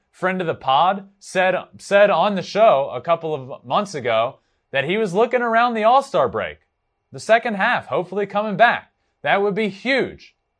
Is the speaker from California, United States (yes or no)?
no; Richmond, Virginia, United States; I was in, I was from, I am from Richmond, Virginia.